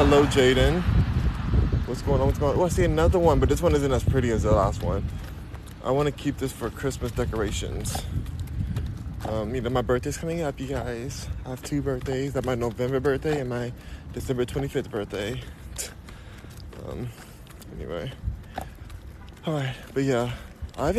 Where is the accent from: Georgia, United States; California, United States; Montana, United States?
California, United States; Los Angeles; moved away; also born or lived in Houston; I'm in Houston right now, but I'm from Los Angeles